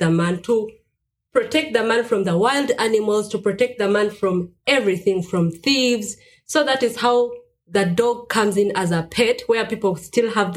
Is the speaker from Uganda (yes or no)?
yes; Uganda; now in Stuttgart, Germany; I come from Uganda, and currently I'm living in Stuttgart, Zillenbuch.